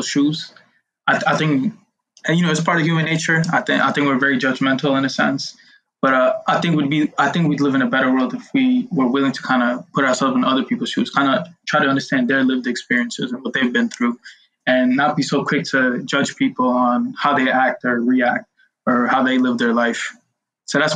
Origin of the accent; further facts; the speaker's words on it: New York City, New York, United States; I grew up in Brooklyn